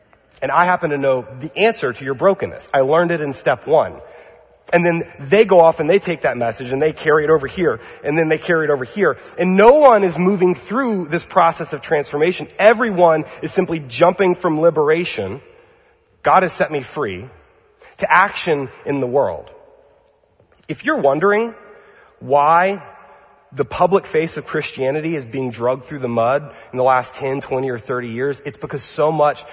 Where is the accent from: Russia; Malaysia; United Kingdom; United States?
United States; now in Pasadena, United States; I'm from Louisiana, Mississippi. This is like our place.